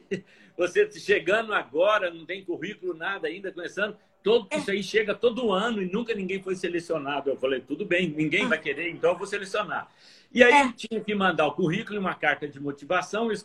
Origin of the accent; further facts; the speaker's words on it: Varginha, Minas Gerais, Brazil; eu sou é, mineiro, natural de Varginha, no sul de Minas, terra de ah, café.